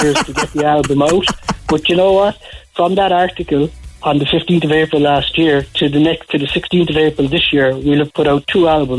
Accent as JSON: {"language": "English", "town": "Cork", "region": "Munster", "country": "Ireland", "said": "Originally from Ballyvillan. Carrigal and Ballyvillan."}